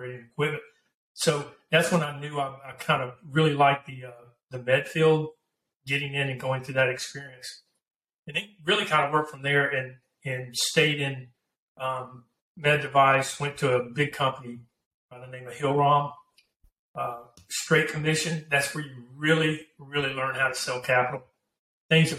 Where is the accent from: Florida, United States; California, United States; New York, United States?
Florida, United States; Pensacola; now in San Antonio, United States; I'm originally from Pensacola, Florida. I live in San Antonio, Texas now, and have been for, you know, 20 plus years